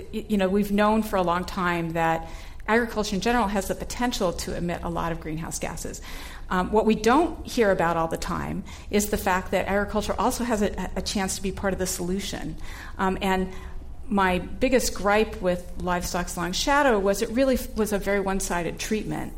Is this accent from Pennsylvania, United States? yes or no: no; Southern California, United States; I grew up in Southern California in a family of big meat eaters